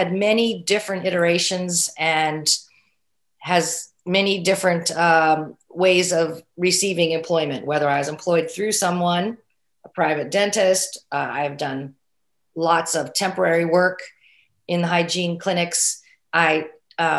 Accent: Oregon, United States; my home state of Oregon

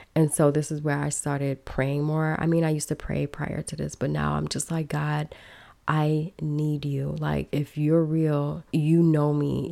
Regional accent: Chicago, Illinois, United States; also born or lived in Miami / Minneapolis / Los Angeles; now in Belize; I grew up in Chicago, a big city

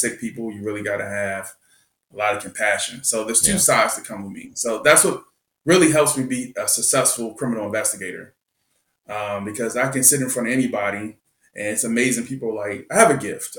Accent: Washington, District of Columbia, United States; moved away; also born or lived in Montgomery County, Maryland; I grew up in Southeast Washington, and then later moved to Montgomery County

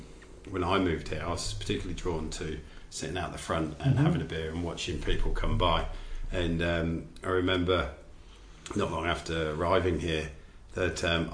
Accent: England, United Kingdom; moved away as an adult; now in Australia; a Pom who's only recently moved here 7 years ago.

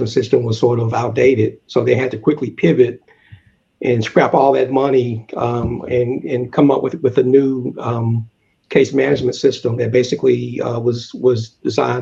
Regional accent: the South, United States; moved away; growing up in the South

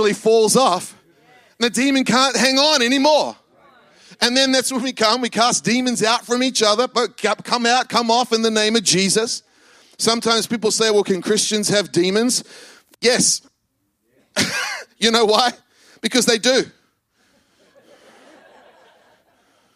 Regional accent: New Zealand; moved away; I grew up in New Zealand.

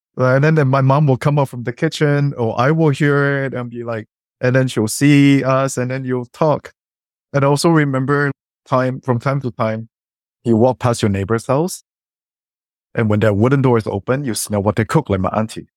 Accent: Singapore; now in Canada; coming from Singapore and growing up in Singapore

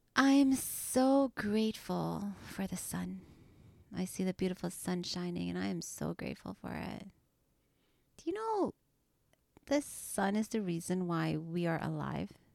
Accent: Trinidad & Tobago; now in Canada; I was born in Trinidad and, you know, I came to Canada and my English wasn't perfect.

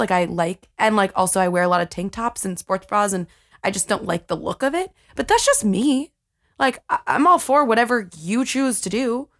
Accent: New York City, New York, United States; I'm from Brooklyn.

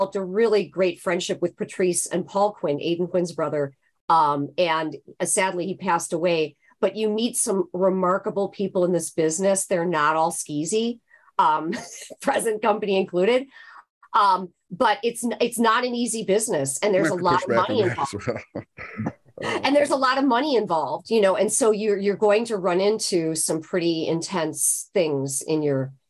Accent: Midwest, United States; moved away; I'm from the Midwest

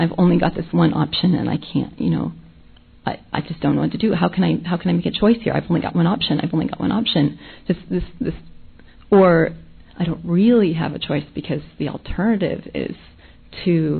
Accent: Nashville, Tennessee, United States; I'm from Nashville

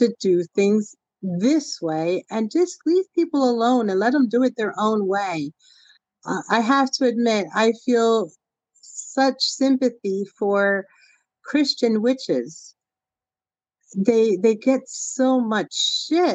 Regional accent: Puerto Rico; moved away; I'm from Puerto Rico originally

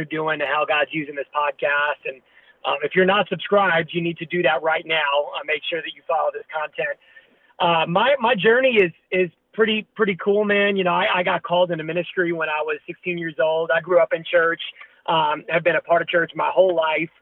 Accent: Long Island, New York, United States; now in Sacramento, United States; I grew up in New York, so was a part of a little youth ministry in Long Island

